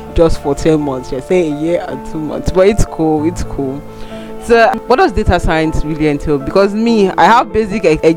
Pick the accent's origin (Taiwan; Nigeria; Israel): Nigeria; as we are navigating this 20 plus life as a Nigerian